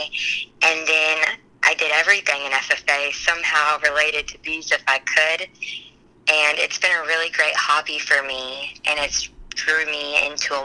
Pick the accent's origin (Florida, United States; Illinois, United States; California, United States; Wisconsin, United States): Florida, United States; Trenton; I'm from Trenton, Florida, so really small rural town.